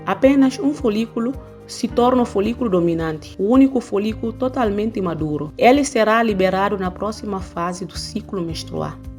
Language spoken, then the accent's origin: Portuguese; Guinea-Bissau; moved away; o meu país de origem, África especificamente Guiné-Bissau